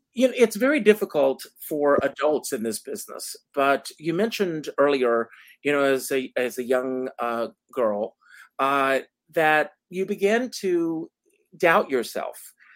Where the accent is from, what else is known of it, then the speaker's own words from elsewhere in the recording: South Carolina, United States; moved away as an adult; I grew up on a tobacco farm in South Carolina